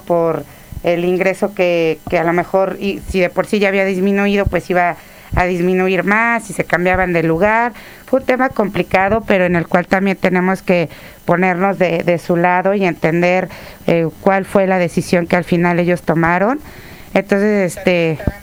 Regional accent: Tlaxcala, Mexico; also born or lived in Tuxpan, Veracruz; Yo nací en Tuxpan, Veracruz, pero llegué a, Jarocha, Jarocha. Llegué a vivir a Tlaxcala desde los tres años.

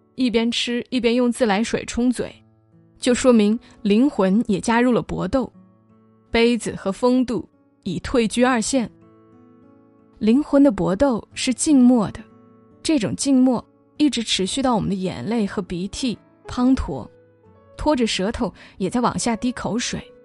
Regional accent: Hunan, China; 身为湖南人

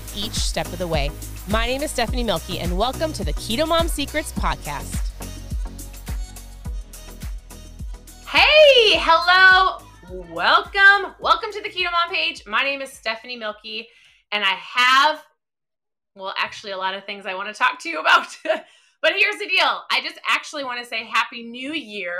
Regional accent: Minnesota, United States; I'm from Minnesota

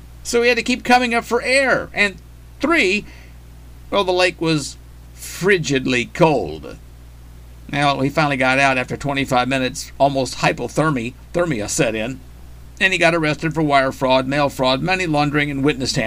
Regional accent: Arkansas, United States; my home state, in Arkansas.

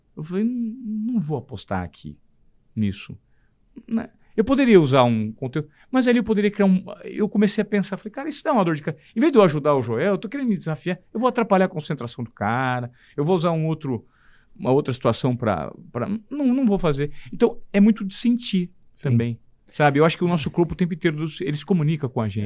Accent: Presidente Venceslau, São Paulo, Brazil; moved away as an adult; also born or lived in Paranavaí; eu sou de Presidente Venceslau, uma cidade de 37 mil habitantes

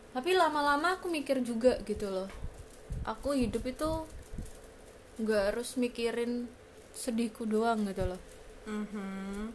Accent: Bekasi, West Java, Indonesia; born there; kayak aku lahirnya di Bekasi juga tapi dirawat sama ayah ibuku sendiri

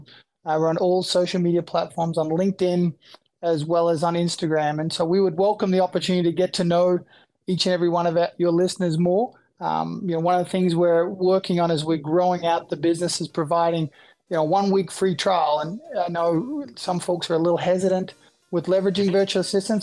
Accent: Australia; moved away as an adult; now in United States; I'm originally from Australia. I came to the US

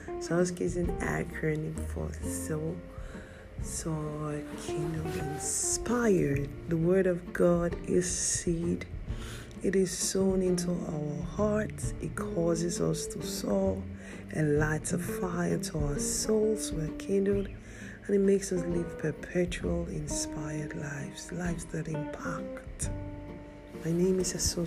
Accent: Nigeria; our nation, Nigeria? That's my home country.

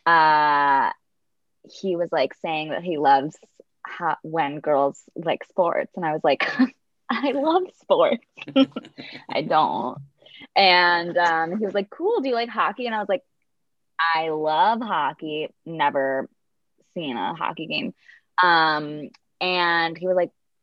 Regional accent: Midwest, United States; now in California, United States; I grew up in the Midwest

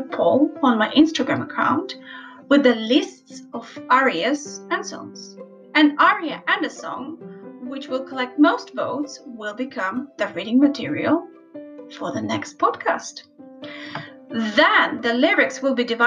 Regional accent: Ukraine; now in London, United Kingdom; based in London but born and raised in the Ukraine

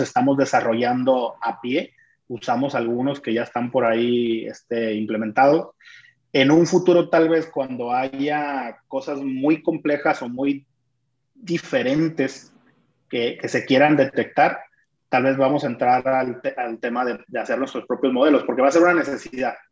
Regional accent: Culiacán, Sinaloa, Mexico; soy de Culiacán

